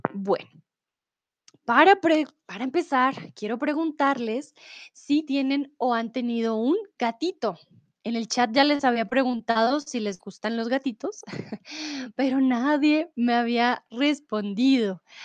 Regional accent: Bogotá, Colombia; soy de Colombia, de Bogotá

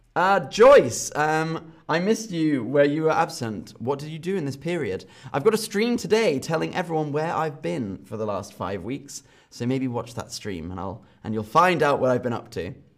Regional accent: London, United Kingdom; from London, my hometown

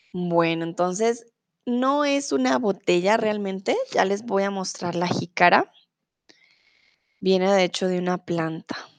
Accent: Colombia; also born or lived in Mexico; now in Germany

